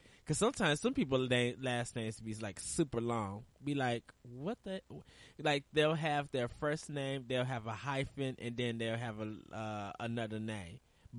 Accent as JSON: {"language": "English", "country": "United States", "said": "probably because I'm American and black"}